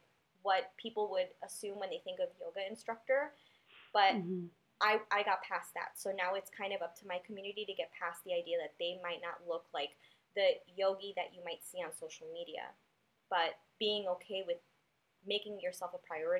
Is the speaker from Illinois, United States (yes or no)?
yes; Chicago, Illinois, United States; my neighborhood growing up in Humboldt Park